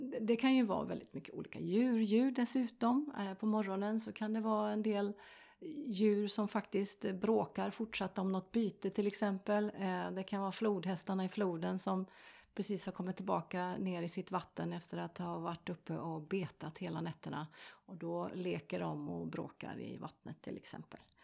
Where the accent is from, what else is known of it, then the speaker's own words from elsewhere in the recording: Sweden; jag är svensk